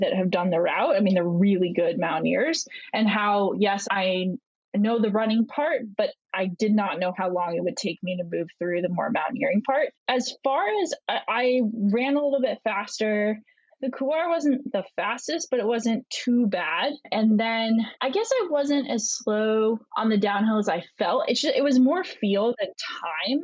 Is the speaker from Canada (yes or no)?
no; Vermont, United States; moved away; also born or lived in Italy / Florida; I grew up in Vermont.